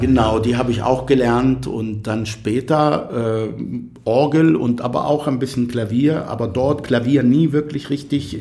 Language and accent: German; near Tel Aviv, Tel Aviv District, Israel; first language Arabic; German is a second language; moved away as an adult; also born or lived in Athens, Greece / Kiel, Germany; now in Germany; ich bin in, in der Nähe von Tel Aviv geboren und aufgewachsen.